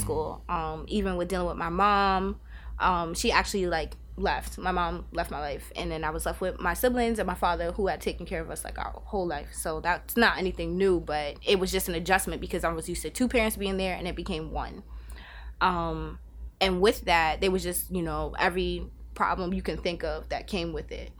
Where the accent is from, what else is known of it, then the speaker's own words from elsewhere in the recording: New York City, New York, United States; moved away as an adult; now in Albany, United States; born and raised in Staten Island, um, and then, um, what about six, seven years ago, I came upstate and I haven't left